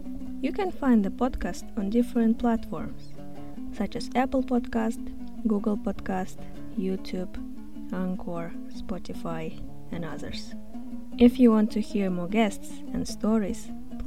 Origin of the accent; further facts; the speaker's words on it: Kazakhstan; moved away as an adult; also born or lived in Berlin, Germany; now in Budapest, Hungary; I am from Kazakhstan